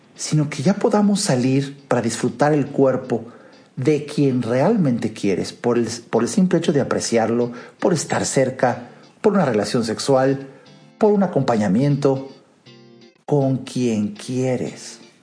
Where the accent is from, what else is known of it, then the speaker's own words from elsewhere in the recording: Mexico; en mi país